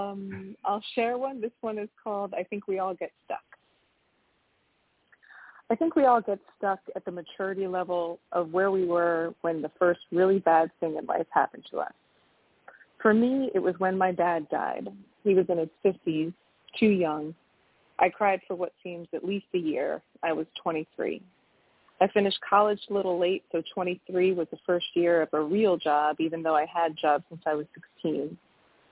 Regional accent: Connecticut, United States; now in Washington, D.C., United States; I'm originally from Connecticut, but I've lived in D.C. for like 28 years

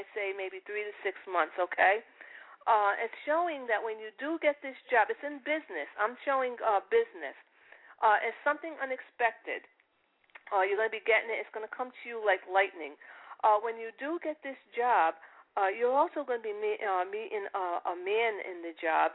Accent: Providence, Rhode Island, United States; accent: Italian; moved away as an adult; now in Boston, United States; I was in Providence all my life

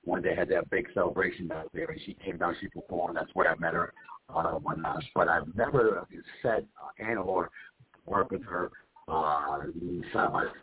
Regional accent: Puerto Rico; also born or lived in Bronx / New Haven; I'm an East Coast guy. I'm from originally from Puerto Rico, uh, then Bronx, New York, and then New Haven, Connecticut, uh, where I did close to 40 years in Connecticut uh, in New Haven.

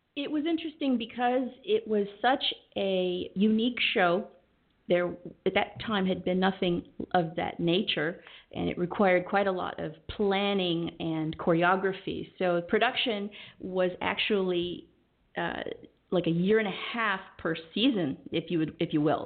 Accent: Southern California, United States; also born or lived in Los Angeles / San Diego; I was born in Los Angeles, okay. and I was raised pretty much all over Southern California

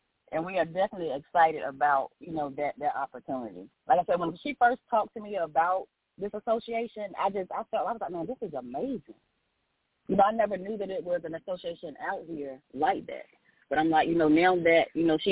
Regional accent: Elizabeth City, North Carolina, United States; now in Raleigh, United States; I'm originally from Elizabeth City. That's my hometown

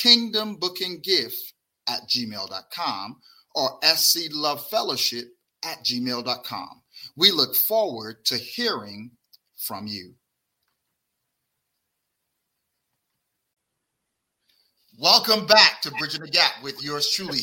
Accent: Barbados; moved away; also born or lived in Brooklyn, New York; I'm from Barbados, not Barbuda, but Barbados

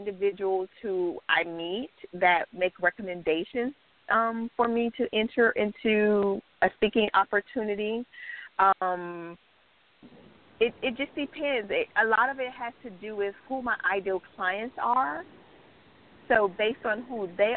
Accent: Miami, Florida, United States; I am born and raised in South Florida, Miami

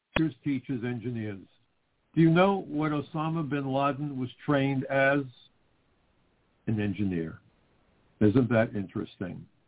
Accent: New York, United States; my hometown of New York

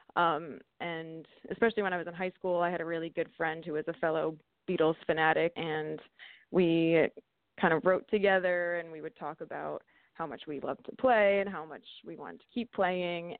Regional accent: Vernon, New Jersey, United States; I grew up right near a ski mountain called Mountain Creek. It's actually in uh, mm-hmm. Sussex County, Vernon, New Jersey.

